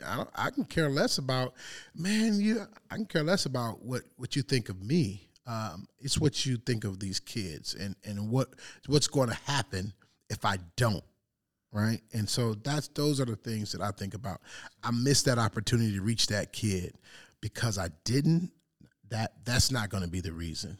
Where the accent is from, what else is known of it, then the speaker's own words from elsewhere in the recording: Detroit, Michigan, United States; growing up in Detroit